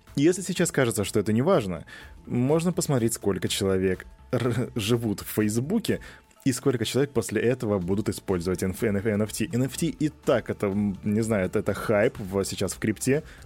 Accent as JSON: {"language": "Russian", "town": "Volgograd", "region": "Volgograd Oblast", "country": "Russia", "said": "Я из Волгограда"}